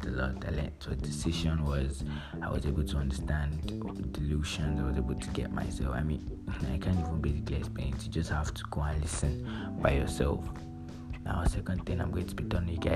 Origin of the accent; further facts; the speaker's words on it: Lagos, Nigeria; growing up in Lagos here